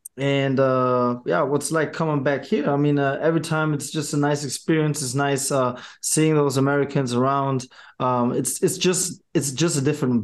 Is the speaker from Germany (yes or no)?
yes; Germany; also born or lived in New York; Well, it's hard to put it in words since I was born and raised in Germany.